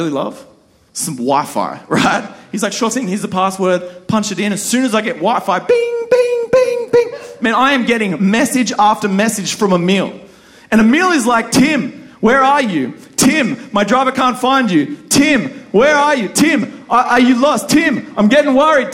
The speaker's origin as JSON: {"language": "English", "country": "Australia", "accent": "Aussie", "said": "my Aussie accent"}